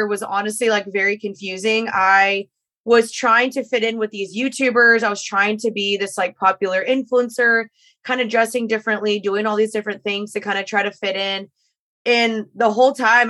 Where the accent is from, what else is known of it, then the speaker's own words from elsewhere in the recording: Dallas, Texas, United States; moved away as an adult; also born or lived in Los Angeles; I'm returning to my hometown